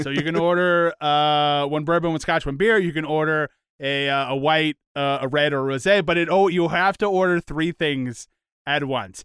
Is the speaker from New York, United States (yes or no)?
yes; Long Island, New York, United States; we all grew up on Long Island, uh, in New York